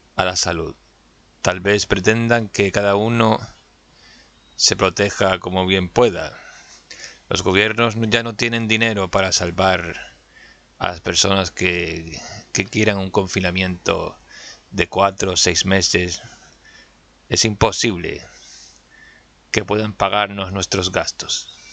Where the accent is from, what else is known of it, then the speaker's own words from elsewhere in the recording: Canary Islands, Spain; soy de Canarias